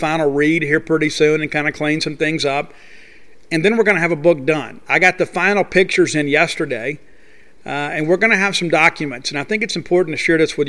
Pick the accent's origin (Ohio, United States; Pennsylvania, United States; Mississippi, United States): Mississippi, United States; moved away as an adult; I love my home state. It's one of the reasons that I came back, because I wanted my kids to have the value of growing up and graduating in the state of Mississippi.